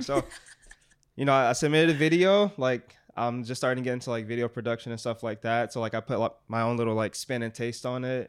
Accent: Detroit, Michigan, United States; I'm from Detroit, like, I was raised up on basketball, football

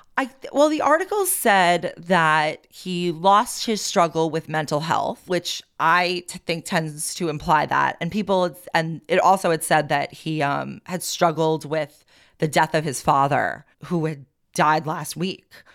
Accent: Long Beach, New York, United States; moved away; I grew up on Long Beach

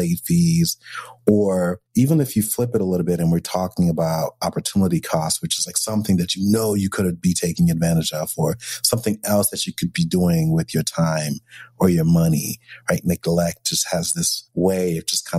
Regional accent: New York, United States; I'm a New Yorker

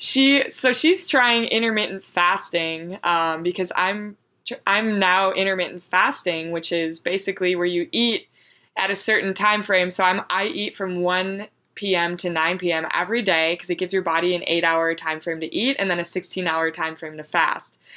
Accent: Minneapolis, Minnesota, United States; moved away as an adult; now in Georgia, United States; I'm from Minneapolis

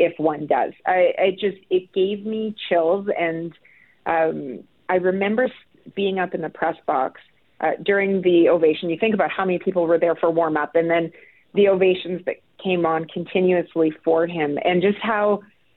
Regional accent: Winnipeg, Manitoba, Canada; I'm originally from Winnipeg

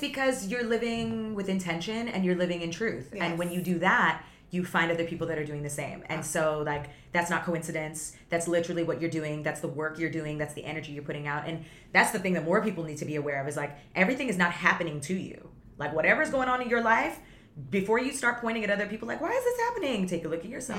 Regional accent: Toronto area, Ontario, Canada; also born or lived in Vaughan, Ontario / Guyana (family origin); I grew up in the city with so much diversity and then we moved to the suburbs

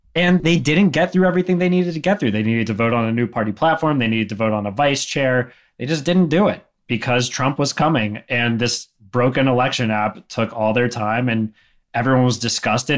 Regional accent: Greensboro, North Carolina, United States; here in my hometown

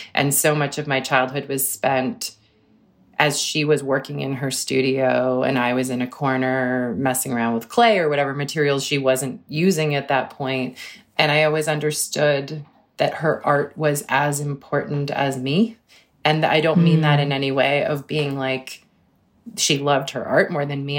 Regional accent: Cambridge, Massachusetts, United States; I grew up in Cambridge, which was an amazing place to grow up in too

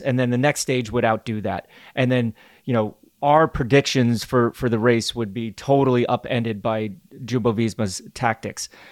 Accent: United States; As an American

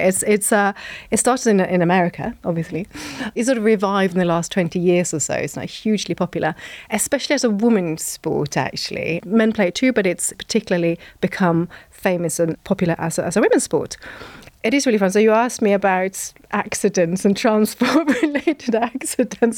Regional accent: Norway; moved away; also born or lived in Bath; growing up in Norway

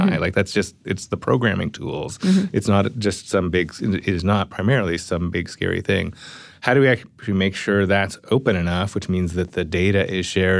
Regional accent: Canada; Yeah, I mean, I'm Canadian, right?

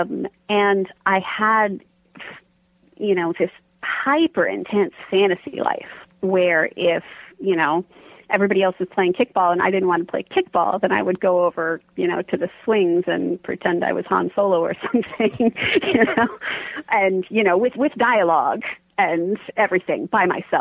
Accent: a tiny town outside of Pittsburgh, Pennsylvania, United States; also born or lived in California / Arizona; when I was 10, we relocated to a tiny town outside of Pittsburgh, which is where all of my books are set

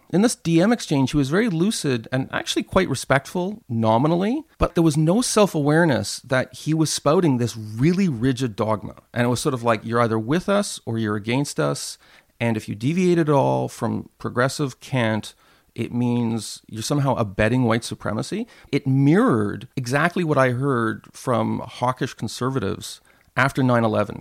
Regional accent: Montreal, Quebec, Canada; Concordia University in my hometown of Montreal

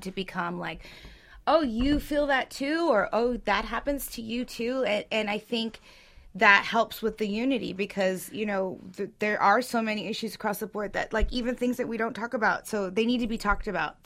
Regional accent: Orange County, California, United States; I'm from Orange County

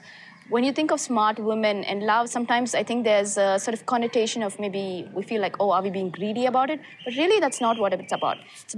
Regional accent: Chennai, Tamil Nadu, India; I am so excited to be back in my hometown of Chennai in India.

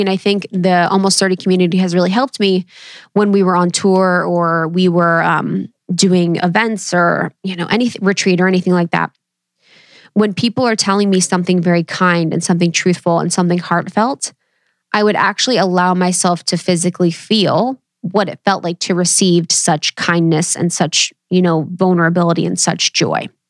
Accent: Ohio, United States; I come from Ohio, baby, Midwest, roots through and through.

